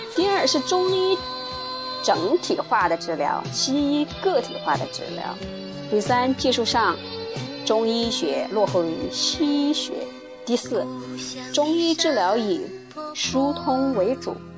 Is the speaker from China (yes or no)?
yes; China; 我们作为华夏子孙，作为当代的一个中国人